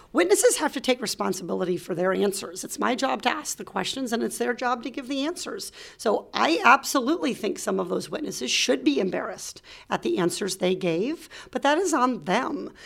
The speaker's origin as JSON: {"language": "English", "region": "Iowa", "country": "United States", "tie": "born or raised there", "also_born_or_lived": "Arkansas / Orange County, California", "moved": "as an adult", "lives_now": "California, United States", "said": "I grew up in Iowa"}